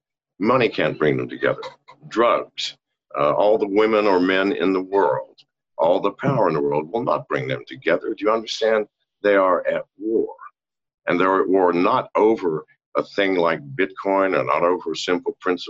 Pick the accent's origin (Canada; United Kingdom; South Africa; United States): United Kingdom; England; born there; I was born on an army base. That makes me born on U.S. soil. It also makes me born in England. So I'm both British and American.